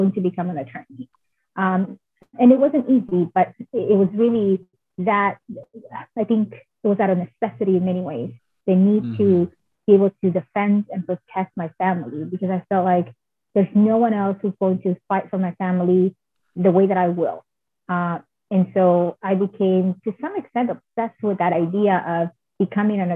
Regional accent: Oaxaca, Mexico; now in United States; since I was a little girl growing up in Oaxaca

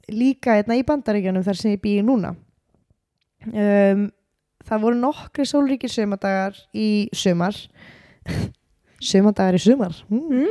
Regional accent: Greece; Icelandic is a second language; Ok Ok, ég er frá Gríklandi, kærasta minn er frá Pakistan

